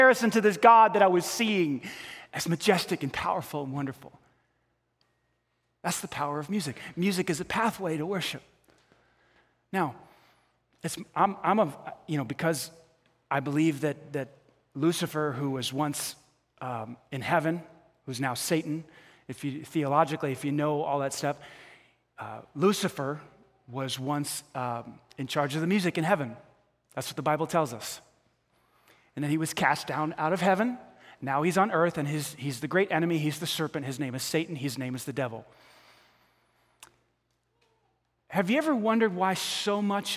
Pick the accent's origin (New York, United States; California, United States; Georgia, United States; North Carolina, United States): New York, United States; I grew up in New York